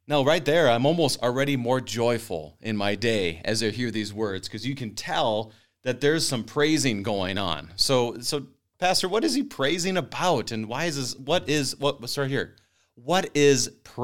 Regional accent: Minnesota, United States; I, as a Minnesotan

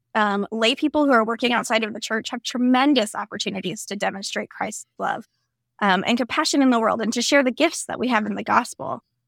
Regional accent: Florida, United States; I grew up in Florida

